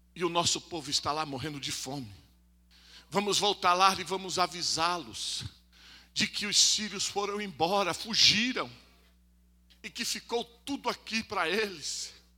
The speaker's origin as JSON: {"language": "Portuguese", "area": "Vila Zatt, Vila Mirante, Vila Miriam", "region": "São Paulo", "country": "Brazil", "tie": "born or raised there", "moved": "as an adult", "lives_now": "Franco da Rocha, Brazil", "said": "Vila Zate, Vila Mirante, Vila Miriam. Na região que eu morava, região onde eu cresci."}